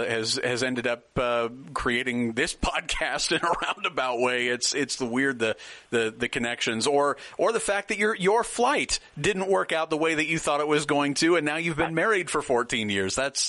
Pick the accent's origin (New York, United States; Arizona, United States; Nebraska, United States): Nebraska, United States; now in Texas, United States; I live in Texas, and I'm from Nebraska.